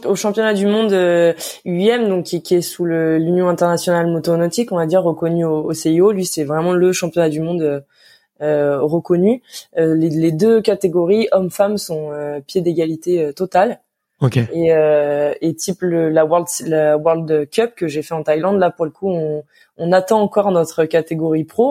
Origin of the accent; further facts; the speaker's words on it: Lyon, Auvergne-Rhône-Alpes, France; also born or lived in Anglet; je viens de Lyon et ma machine était sur Lyon